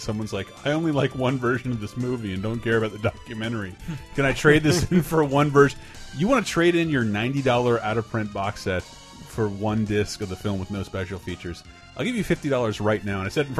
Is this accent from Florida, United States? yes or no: yes; Florida, United States; now in San Francisco, United States; I'm from Florida.